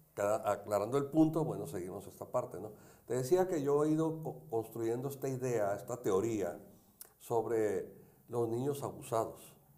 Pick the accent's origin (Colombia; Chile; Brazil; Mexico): Mexico; Tijuana, Baja California; yo soy de Tijuana